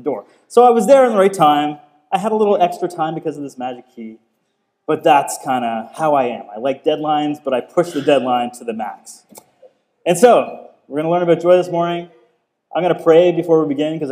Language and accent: English; Cape Breton, Nova Scotia, Canada; we're both from Cape Breton